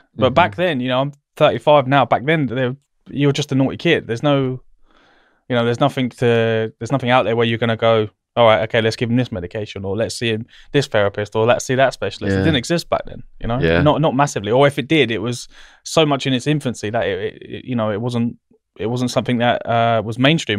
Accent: South East England, United Kingdom; I grew up in Berkshire, which is obviously not far from here.

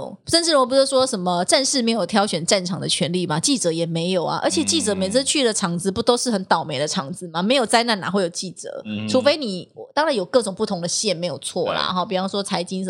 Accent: southern Taiwan, Taiwan; accent: southern Taiwanese; 因为他觉得我的口音很怪，嗯、南部腔很浓。

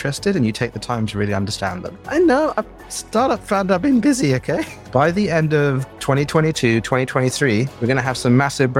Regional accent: Bangladesh; also born or lived in Jordan; now in England; So I was born in Jordan, in Idlib, which is a bit of a random place. My parents were from Bangladesh and my father was lecturing there. And then I grew up in Bangladesh and I moved to England and I worked on my British accent

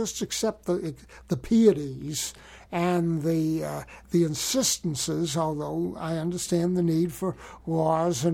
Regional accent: United States; I'm an American citizen. I was born in America

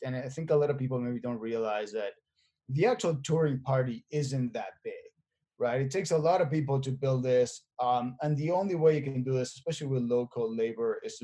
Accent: Buenos Aires, Argentina; moved away as an adult; I was born and raised in Argentina, in Buenos Aires, and I moved here in 2004

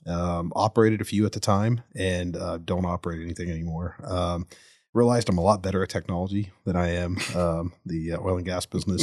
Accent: Spring, Tomball, Woodlands area, Texas, United States; I grew up in the Northeastern area, Spring, Tomball, Woodlands area. Still live up there now

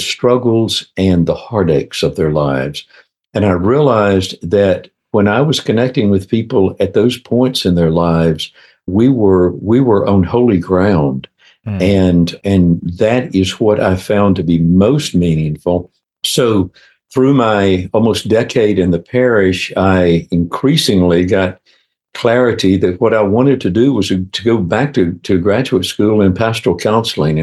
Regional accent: Minden, Louisiana, United States; moved away as an adult; also born or lived in Baton Rouge, Louisiana; now in Atlanta, United States; I grew up in a little town in Louisiana, up in northwest Louisiana, a little town called Minden, outside of Shreveport.

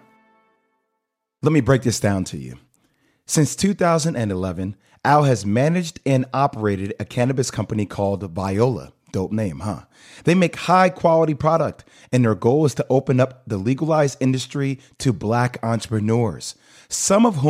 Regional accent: Plainfield, New Jersey, United States; I'm born and raised in Plainfield, New Jersey.

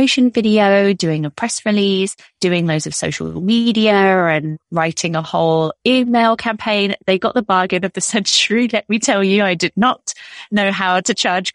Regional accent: United Kingdom; moved away as an adult; also born or lived in Toronto, Canada; as you could tell from my accent, I am from the UK

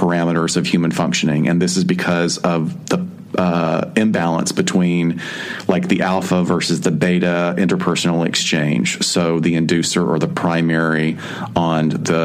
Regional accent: Alabama, United States; accent: Southern; I'm from Alabama

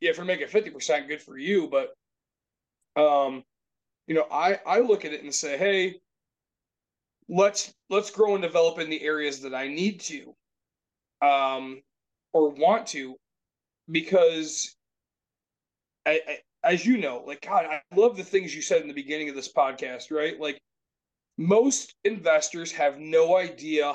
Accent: Grand Rapids, Michigan, United States; We're from Grand Rapids area

